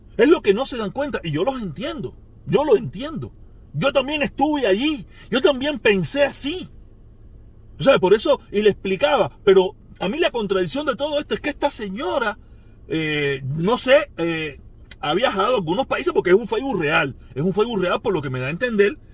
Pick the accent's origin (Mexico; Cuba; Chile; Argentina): Cuba